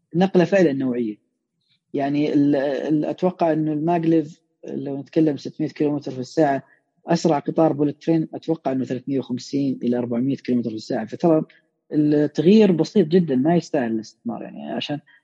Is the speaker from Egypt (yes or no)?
no; Saudi Arabia; عندنا في السعوديه